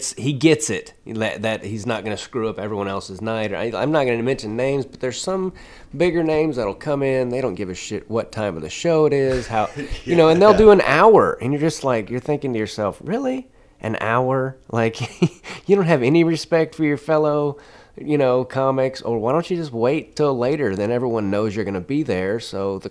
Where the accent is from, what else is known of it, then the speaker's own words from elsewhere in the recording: Kansas City, Missouri, United States; moved away; Missouri and Kansas City, not just because I'm getting ready to go there, but because it's my hometown